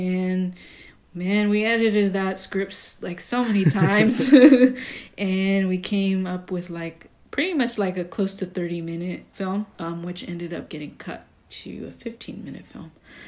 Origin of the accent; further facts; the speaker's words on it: Costa Rica; the frutero who goes around my neighborhood in the area that like I grew up in Costa Rica?